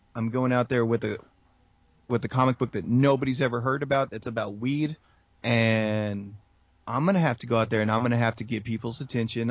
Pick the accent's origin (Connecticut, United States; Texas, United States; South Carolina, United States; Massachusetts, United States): Texas, United States; San Antonio; San Antonio for me, it's funny because it's my hometown